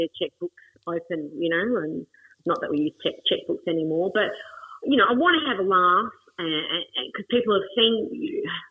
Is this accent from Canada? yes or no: no; Adelaide, South Australia, Australia; I'm from Adelaide